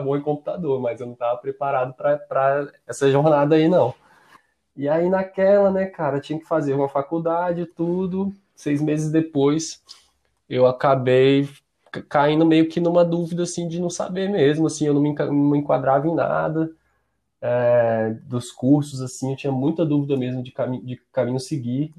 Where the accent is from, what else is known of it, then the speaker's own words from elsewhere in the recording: Brasília, Federal District, Brazil; Eu sou de Brasília